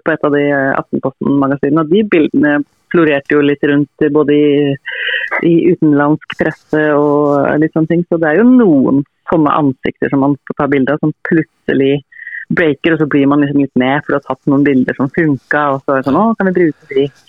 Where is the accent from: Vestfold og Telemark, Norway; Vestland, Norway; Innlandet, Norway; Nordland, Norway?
Innlandet, Norway; Toten; moved away; hjemme på Toten hos mine foreldre